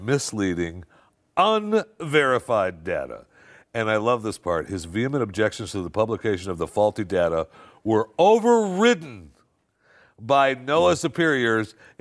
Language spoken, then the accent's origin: English; Michigan, United States; I grew up in Michigan